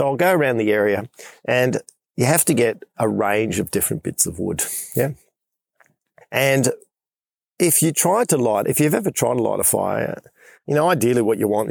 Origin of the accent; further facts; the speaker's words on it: Western Australia, Australia; I'm in Western Australia, back in my home state, making my way back to Perth.